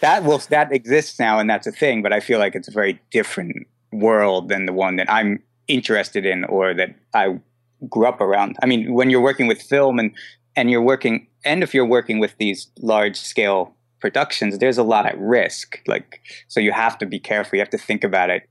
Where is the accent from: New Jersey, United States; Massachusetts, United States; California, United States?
New Jersey, United States; moved away as an adult; also born or lived in New York; now in Brooklyn, New York, United States; I'm from New Jersey.